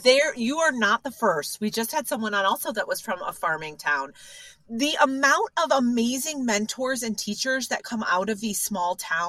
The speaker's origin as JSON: {"language": "English", "town": "Evanston", "region": "Illinois", "country": "United States", "tie": "born or raised there"}